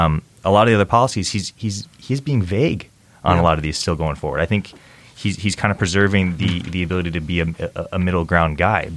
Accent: Illinois, United States; my home state of Illinois

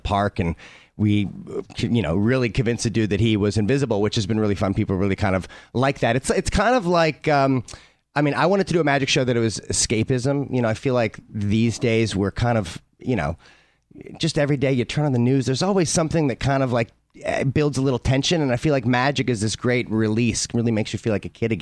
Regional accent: St. Louis, Missouri, United States; I grew up in St. Louis, Missouri

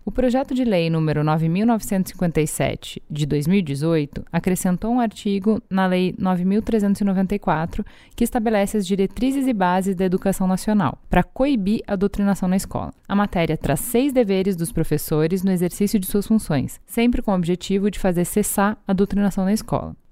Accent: São Paulo, Brazil; eu sou de São Paulo

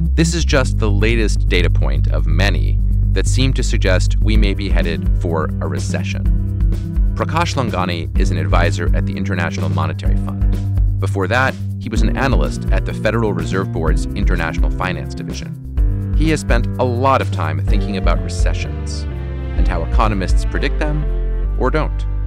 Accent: Boston, Massachusetts, United States; I'm from Boston

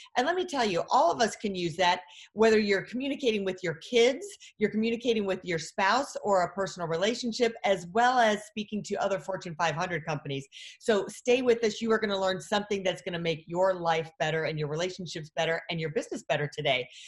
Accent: Michigan, United States; moved away as an adult; now in Texas, United States; I'm originally from Michigan and I moved down here, was a newscaster up there

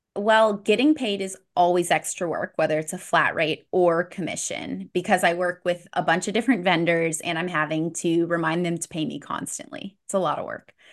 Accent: St. Petersburg, Florida, United States; my hometown in Saint Pete, Florida

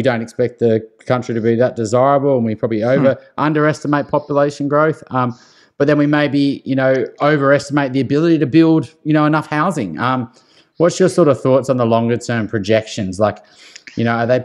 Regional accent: Newcastle, New South Wales, Australia; I grew up in Newcastle.

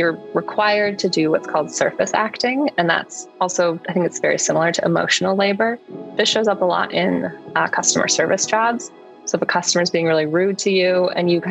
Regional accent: suburbs of Chicago, Illinois, United States; also born or lived in San Francisco; I was born in San Francisco, but would say I grew up more in the suburbs of Chicago.

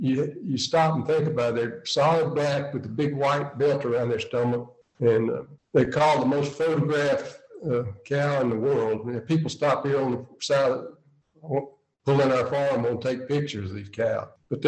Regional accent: Scotland, United Kingdom; We're actually from Scotland, but we were at the Greenville Country Club in South Carolina

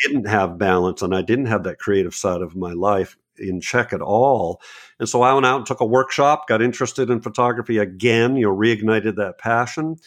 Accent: New England, United States; now in Bucks County, Pennsylvania, United States; I'm in, in Bucks County, Pennsylvania, but I'm from New England

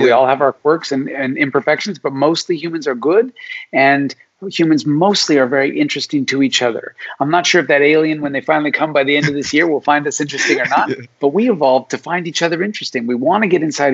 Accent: Alaska, United States; I was born in Alaska

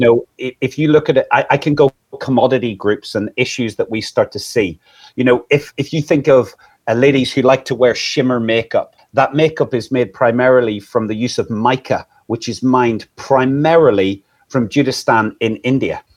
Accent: Northern Ireland, United Kingdom; now in England, United Kingdom; I'm originally from Northern Ireland.

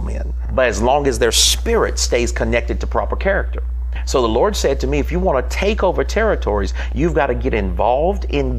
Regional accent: the South, United States; Growing up in the South, we had a great saying.

